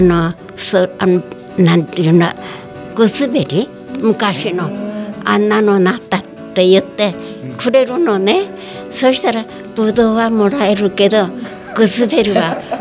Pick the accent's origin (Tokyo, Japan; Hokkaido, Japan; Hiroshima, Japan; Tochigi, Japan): Hokkaido, Japan; Makubetsu; 88歳です出身地は幕別町です